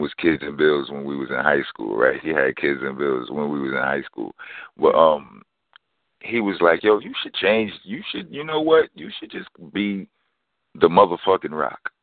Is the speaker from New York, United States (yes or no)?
yes; New York City, New York, United States; from Brownsville, Brooklyn. I mean, I was born in East New York, Brooklyn, but um, when I was two months old, my house was destroyed in a fire. Landed me in Brownsville by the time I was four months old